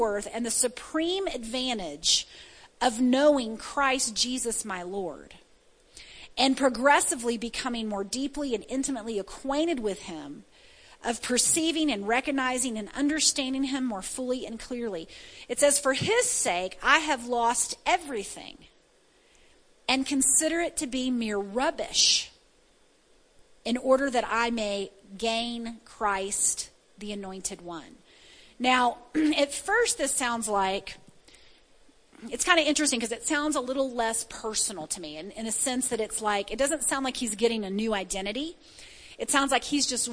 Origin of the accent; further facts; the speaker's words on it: the South, United States; I was born in the South